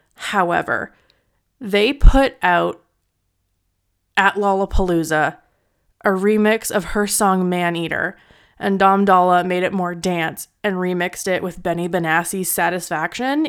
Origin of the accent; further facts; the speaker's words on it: Edmonton, Alberta, Canada; moved away; I was originally from Edmonton